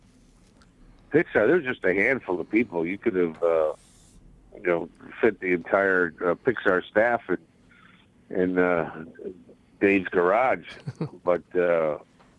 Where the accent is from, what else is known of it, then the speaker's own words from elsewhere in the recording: Bridgeport, Connecticut, United States; me growing up in Bridgeport